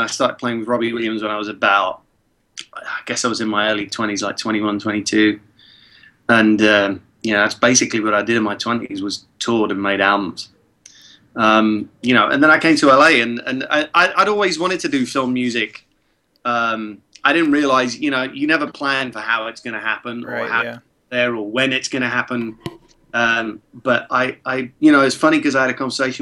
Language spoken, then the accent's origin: English; Prague, Czechia; English is a second language; moved away; when I was a kid in Prague and I didn't speak English yet